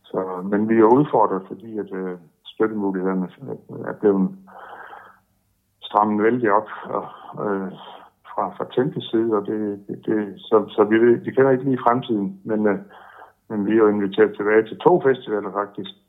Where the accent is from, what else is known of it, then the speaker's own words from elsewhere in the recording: Denmark; vi kommer med som danskere